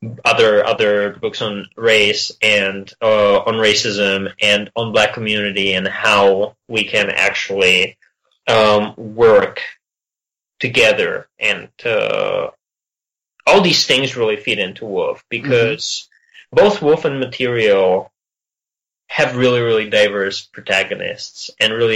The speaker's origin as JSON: {"language": "English", "country": "Czechia", "tie": "born or raised there", "moved": "yes"}